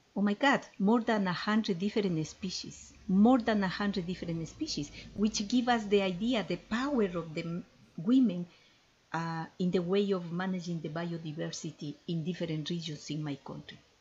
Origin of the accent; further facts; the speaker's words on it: Ecuador; I am from Ecuador and I fell in love with my with my country since I born there